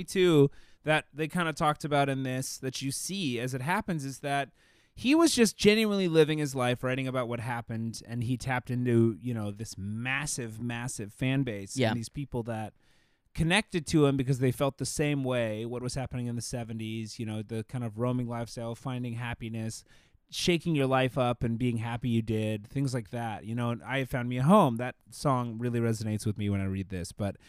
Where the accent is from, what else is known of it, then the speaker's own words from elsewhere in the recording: Alabama, United States; I grew up on Mobile Bay, and I knew it would connect to white sandy beaches and palm trees, which don't exist around Mobile Bay.